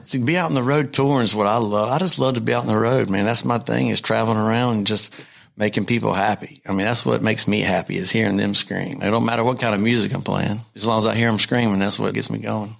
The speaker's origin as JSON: {"language": "English", "region": "North Carolina", "country": "United States", "said": "I'm from North Carolina"}